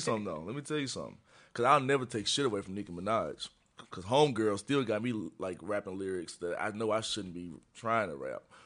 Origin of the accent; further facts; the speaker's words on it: Memphis, Tennessee, United States; moved away as an adult; now in Chicago, United States; I'm from Tennessee. I grew up in Memphis